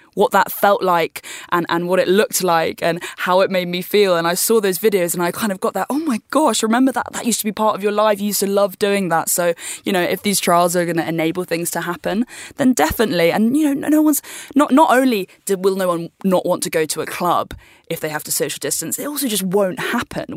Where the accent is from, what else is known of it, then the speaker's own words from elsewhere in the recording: United Kingdom; I'm from the U K, and I just get to stay where I'm from